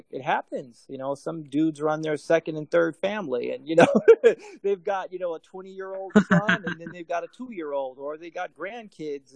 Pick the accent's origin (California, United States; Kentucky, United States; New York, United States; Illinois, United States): Illinois, United States; Chicago; I grew up in Chicago